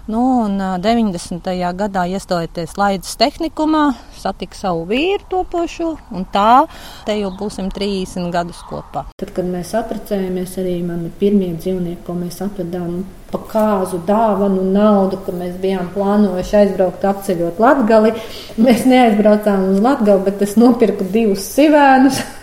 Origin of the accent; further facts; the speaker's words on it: Ozoli, Kuldīga Municipality, Latvia; Es esmu dzimusi Kuldīgā, dzīvoju Rendas pagastā. Es esmu purva meitene, jo Rendas kolhozā ir tāds purvs ozoli.